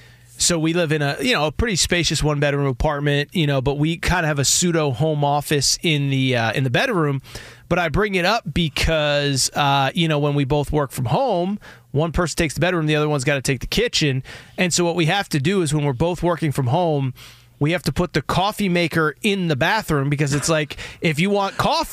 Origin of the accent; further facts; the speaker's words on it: Connecticut, United States; I like the cold weather around this time. It doesn't bother me. I grew up in Connecticut.